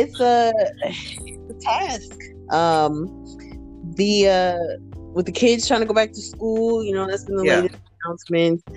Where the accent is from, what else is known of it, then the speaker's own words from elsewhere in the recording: East Coast, United States; now in Arizona, United States; I'm from the East Coast. I live in Arizona